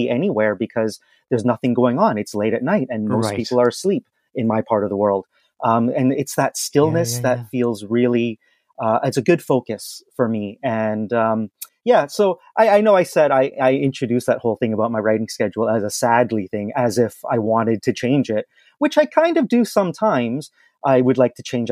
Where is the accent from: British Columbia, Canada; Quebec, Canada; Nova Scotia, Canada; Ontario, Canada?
British Columbia, Canada; Vancouver; moved away as an adult; also born or lived in China; now in Toronto, Canada; I'm in my hometown of Vancouver